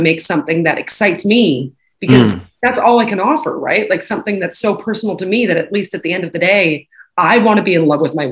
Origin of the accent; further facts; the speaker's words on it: Canada; moved away; when I grew up and went to school, you know, high school in Canada